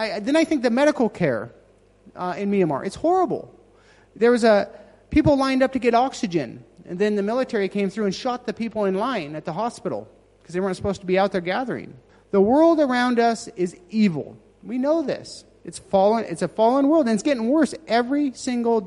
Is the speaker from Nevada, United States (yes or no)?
yes; Nevada, United States; moved away; I started with my hometown. I'm actually from Nevada.